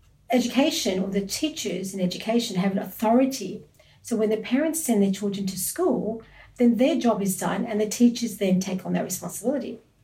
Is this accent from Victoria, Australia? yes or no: no; Sydney, New South Wales, Australia; I was born and raised in Australia, and in kindergarten or year one, I'd get asked the question, where are you from? Mm. Interestingly. And I used to say Campsie, because okay. That's how I was raised.